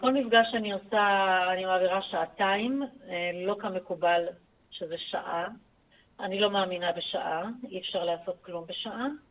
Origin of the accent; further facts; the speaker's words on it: Acre, Northern District, Israel; moved away as an adult; נולדתי בעכו. אה. שם גדלתי עד גיל צבא.